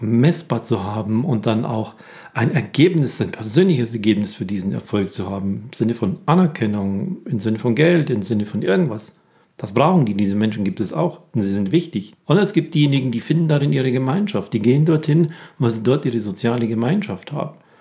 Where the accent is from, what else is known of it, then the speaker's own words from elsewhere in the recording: Germany; bei uns in Deutschland